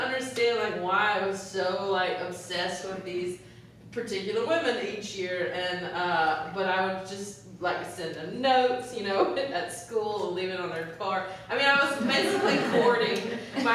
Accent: North Carolina, United States; I grew up in North Carolina as well

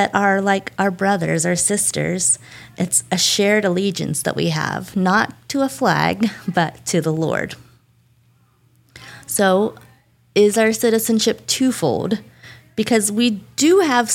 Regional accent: United States; I'm a real bad American

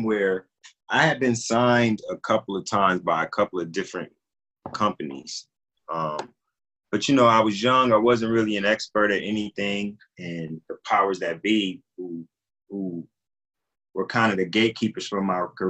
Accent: Compton, California, United States; also born or lived in Alabama / Watts, Los Angeles; I came to Compton. I was a year old

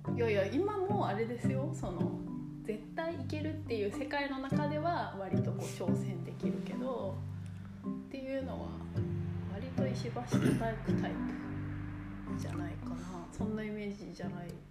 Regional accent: Kurume, Fukuoka, Japan; also born or lived in Yokohama; 生まれたのは横浜なんですけどでももうすぐ久留米に、うん、福岡県久留米市に来るので

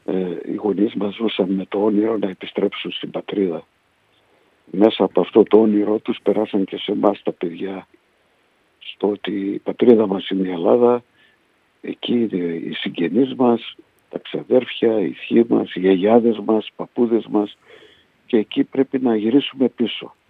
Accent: Budapest, Hungary; moved away as an adult; also born or lived in Poland / Miskolc, Hungary; now in Greece; Από εκεί σε ένα χρόνο μέσα ε, μετακομίσαμε στην Ουγγαρία.

